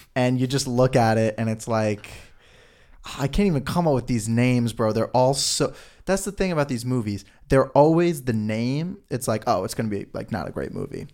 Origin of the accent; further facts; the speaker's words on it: New York, United States; I'm even from New York